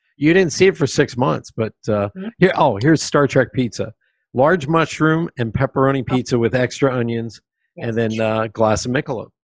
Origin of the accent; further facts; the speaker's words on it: Pennsylvania, United States; moved away; also born or lived in New York City; I was growing up in Pennsylvania